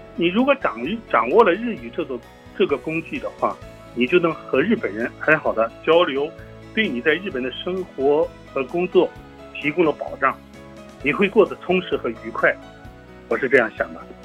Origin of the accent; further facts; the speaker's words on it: Dalian, Liaoning, China; moved away as an adult; now in Fukuoka, Japan; 我们家乡大连